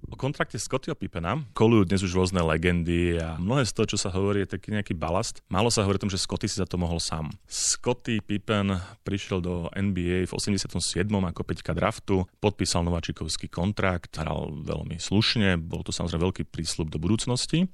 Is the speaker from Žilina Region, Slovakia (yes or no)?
no; Pezinok, Bratislava Region, Slovakia; som s ním začínal ako malý chlapec v Pezingu